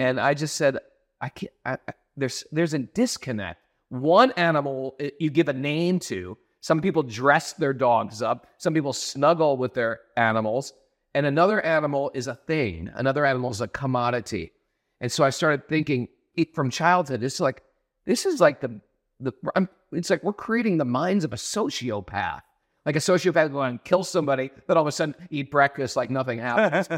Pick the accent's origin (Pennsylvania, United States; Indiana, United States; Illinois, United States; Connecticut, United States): Connecticut, United States; also born or lived in New York; I never had a papaya or a avocado growing up in New York, in Connecticut.